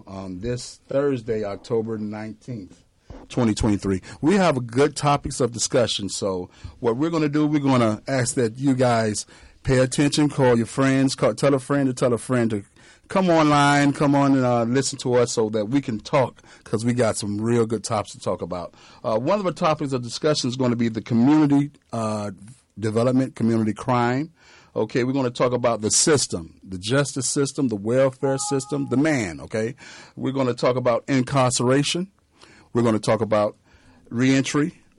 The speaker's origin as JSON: {"language": "English", "town": "Miami", "region": "Florida", "country": "United States", "tie": "born or raised there", "moved": "yes", "lives_now": "Georgia, United States", "said": "I'm from Miami, Florida. Okay, and I was raised in Miami, Florida during the eras of the late 80s"}